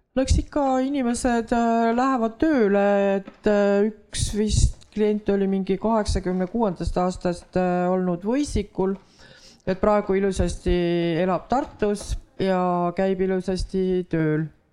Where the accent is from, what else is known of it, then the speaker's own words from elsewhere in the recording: Võru County, Estonia; ma kasvasin üles Võrumaal